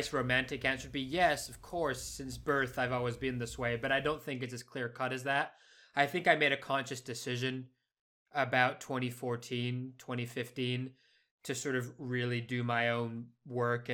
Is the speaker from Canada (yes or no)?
no; Spain; moved away; growing up in Spain where they can't pronounce SH at all